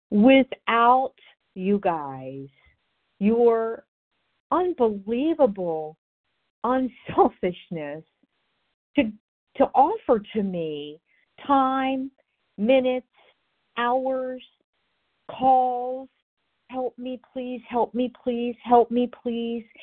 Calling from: Florida, United States; I'm in Florida, and I am recovered happily today.

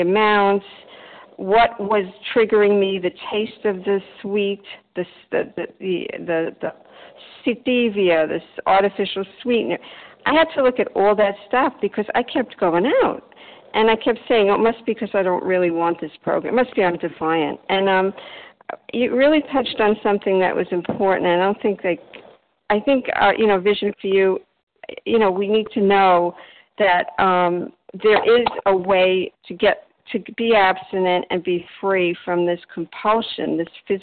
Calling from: Delray Beach, Florida, United States; I'm calling from Delray Beach, Florida.

